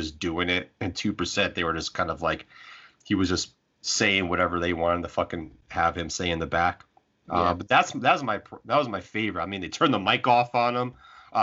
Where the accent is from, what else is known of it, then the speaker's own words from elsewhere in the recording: Chicago, Illinois, United States; my hometown of Chicago